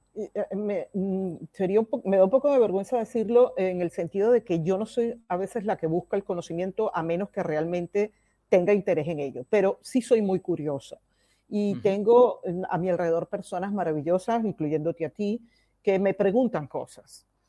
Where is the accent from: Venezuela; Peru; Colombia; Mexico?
Venezuela; moved away as an adult; now in Barcelona, Spain; Yo nací en Venezuela eh, y desde el año 2008 vivo en España y me vine con mis dos hijos